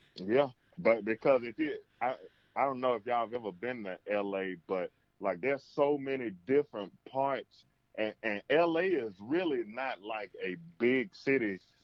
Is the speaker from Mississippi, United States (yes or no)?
yes; Mississippi, United States; I'm from Mississippi